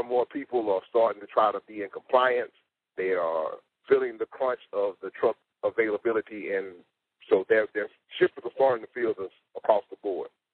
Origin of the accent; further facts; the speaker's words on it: South Carolina, United States; eight six four, my hometown, South Carolina.